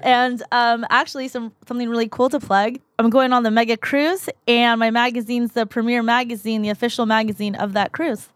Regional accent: Mission Viejo, California, United States; also born or lived in La Paz, Bolivia; raised in Mission Viejo. Born in La Paz, Bolivia. Came here when I was two and, um, raised in Mission Viejo

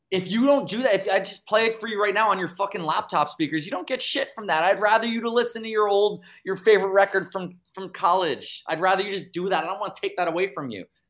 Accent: New York City, New York, United States; I'm from New York City

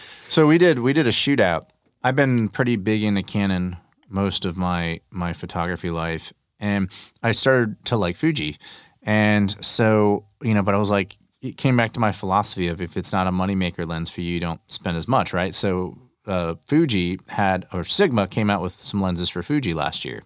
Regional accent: Texas, United States; I'm from Texas, I say y'all

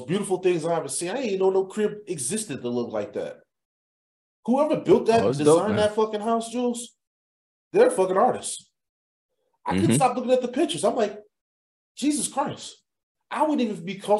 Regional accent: Chicago, Illinois, United States; growing up in Chatham

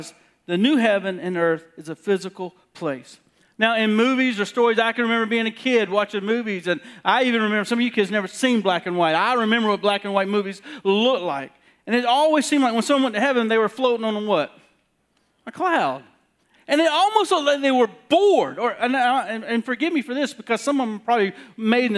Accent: South Carolina, United States; moved away; I'm from South Carolina

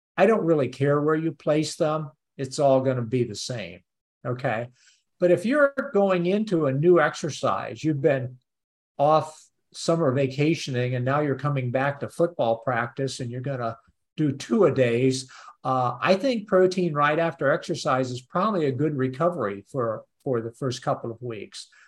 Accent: Peoria, Illinois, United States; moved away; also born or lived in Urbana-Champaign, Illinois; I actually am in Chicago at the moment, oh. but I grew up over around Peoria

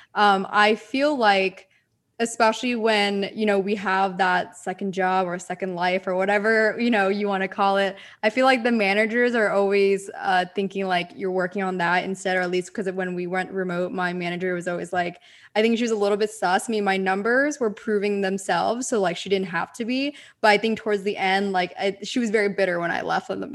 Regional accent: Pennsylvania, United States; moved away; also born or lived in Southern California; I grew up in Pennsylvania in a four seasons type of climate.

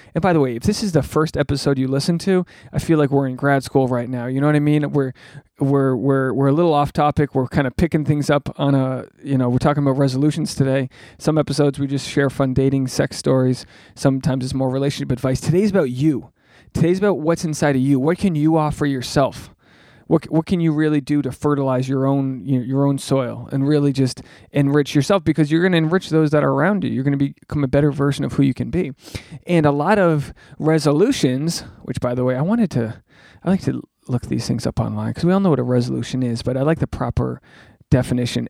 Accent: New England, United States; I'm from New England.

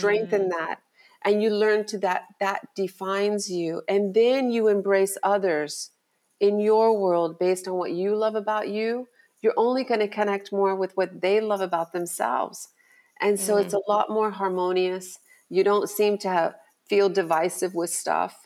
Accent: Miami, Florida, United States; I born and raised in Miami

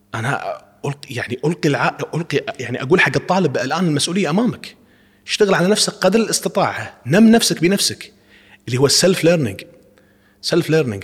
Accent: Kuwait; نحن يعني نحاول كأفراد، كمواطنين كويتيين، معلمين يعني، نشتغل في هذا الميدان.

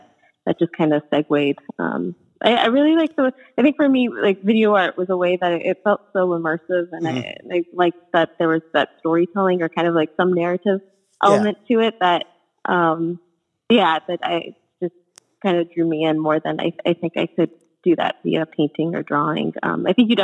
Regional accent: Arizona, United States; also born or lived in Pittsburgh; now in New York, United States; I'm originally from Arizona

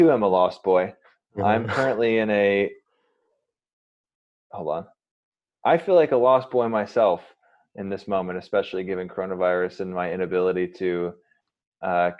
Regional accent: suburbs of New York City, United States; moved away as an adult; now in Los Angeles, United States; Born in New York City and raised in the suburbs outside of it

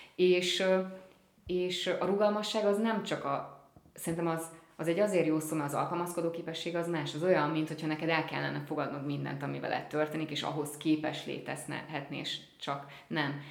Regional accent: Hungary; first language Hungarian; én magyar színész vagyok, magyar az anyanyelvem

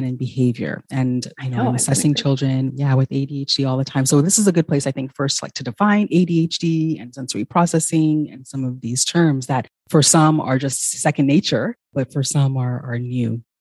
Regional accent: Ghana; moved away; I'm originally from Ghana

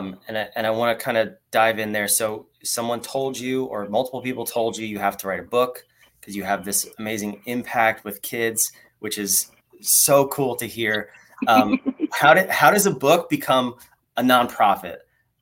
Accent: North Carolina, United States; Michelle DeWitt from my home state over here. She's on the other side of North Carolina. I'm in Raleigh.

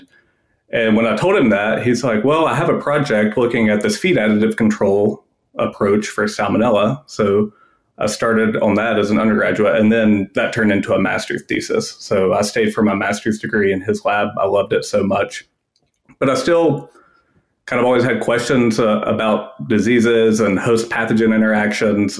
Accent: Western North Carolina, United States; I grew up in Western North Carolina.

